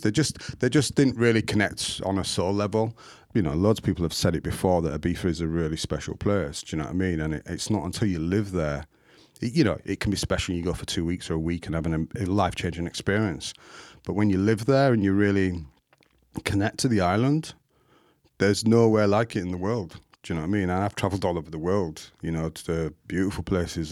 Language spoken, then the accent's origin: English; Leeds, Yorkshire and the Humber, United Kingdom; I'm from Burley in Leeds, Burley Road, but people class it as Hyde Park now